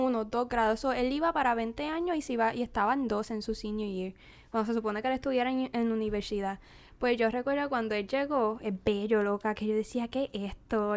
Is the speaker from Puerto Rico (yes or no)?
yes; Naranjito, Puerto Rico; moved away as an adult; also born or lived in Corozal, Puerto Rico; now in United States; yo vengo de Naranjito y Corozal